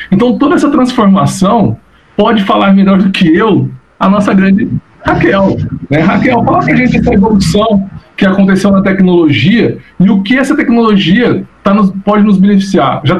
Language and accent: Portuguese; Rio de Janeiro, Brazil; now in São José do Rio Preto, Brazil; Eu lembro quando eu vim morar em Rio Preto, eu sou do Rio de Janeiro, não tem nem sotaque, me considero paulista não né, por causa disso.